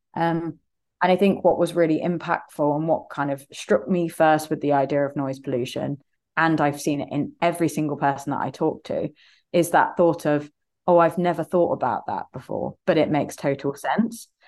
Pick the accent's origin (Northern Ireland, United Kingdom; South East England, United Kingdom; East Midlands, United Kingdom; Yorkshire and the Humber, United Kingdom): East Midlands, United Kingdom; Leicester; I'm from Leicester in the U K here